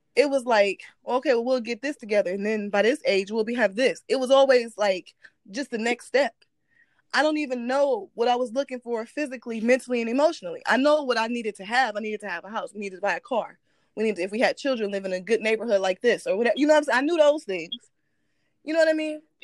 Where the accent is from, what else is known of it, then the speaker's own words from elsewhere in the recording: Midwest, United States; We're from the Midwest